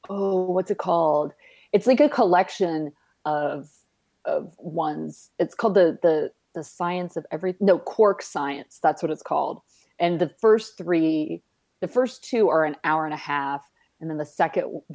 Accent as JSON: {"language": "English", "town": "Fort Worth", "region": "Texas", "country": "United States", "tie": "born or raised there", "said": "my hometown of Fort Worth"}